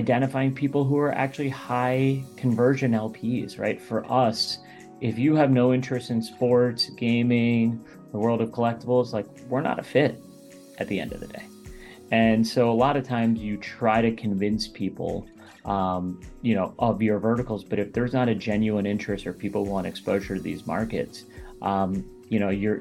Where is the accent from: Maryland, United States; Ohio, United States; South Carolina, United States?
Maryland, United States; Baltimore; I grew up in the Baltimore, Maryland area, about 20 minutes outside Baltimore